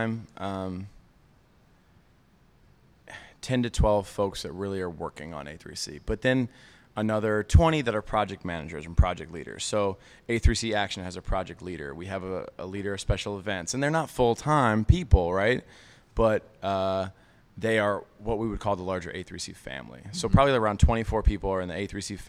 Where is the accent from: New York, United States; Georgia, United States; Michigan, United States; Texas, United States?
Georgia, United States; Atlanta; I grew up in Atlanta